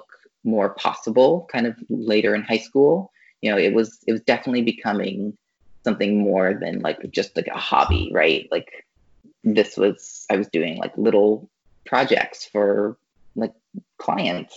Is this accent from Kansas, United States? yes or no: no; Louisville, Kentucky, United States; moved away; I grew up in Louisville, Kentucky, which is not a like hotbed of animation, but it is like a creative town